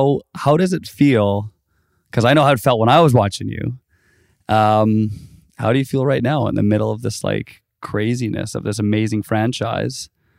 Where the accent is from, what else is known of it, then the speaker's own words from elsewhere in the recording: West Vancouver, British Columbia, Canada; now in Los Angeles, United States; You're living down here now, but we're both from Vancouver. {S1} Yep. {S2} Both from West Van.